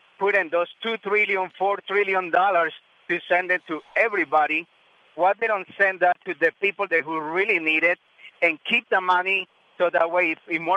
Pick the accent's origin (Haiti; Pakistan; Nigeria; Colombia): Colombia; now in United States; I'm from Colombia originally, but I'm here in the States.